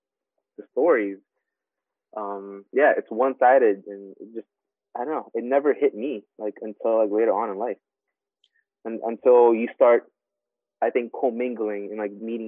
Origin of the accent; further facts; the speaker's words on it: Philippines; now in United States; even I grew up in the Philippines, like, learning about, you know, Filipino culture, Filipino history.